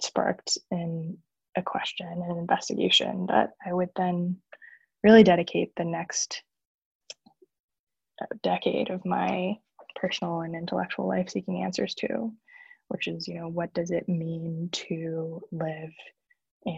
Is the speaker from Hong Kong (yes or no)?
yes; Hong Kong; I was born and raised in Hong Kong